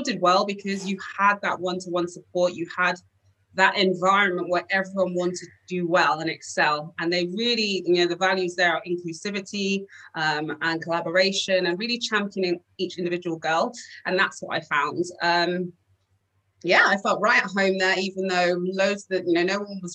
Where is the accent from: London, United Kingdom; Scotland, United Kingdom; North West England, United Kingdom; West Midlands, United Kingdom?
London, United Kingdom; I grew up in Northwest London, and it's called Stonebridge Park, but everyone knows Wembley.